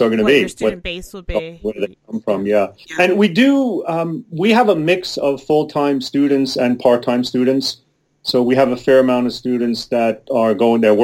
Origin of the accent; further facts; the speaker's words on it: East Coast, United States; now in Oregon, United States; I'm originally from the East Coast